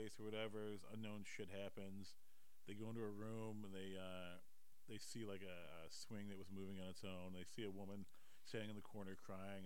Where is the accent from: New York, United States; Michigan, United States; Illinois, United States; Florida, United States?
Michigan, United States; Detroit; I'm from Detroit.